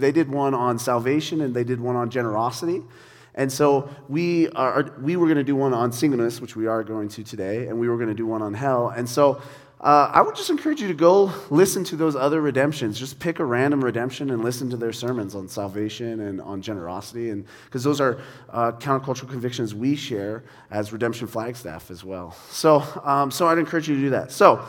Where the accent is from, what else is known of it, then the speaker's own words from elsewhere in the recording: Ireland; I'm Irish. I think it's a thing Irish people do.